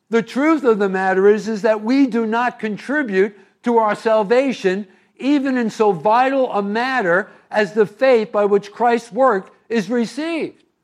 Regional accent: East Coast, United States; moved away as an adult; also born or lived in California; I was raised here on the East Coast

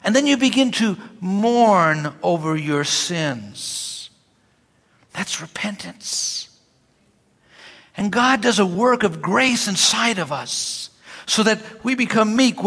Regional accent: New York City, New York, United States; when I grew up in Brooklyn, I would pick people up for church.

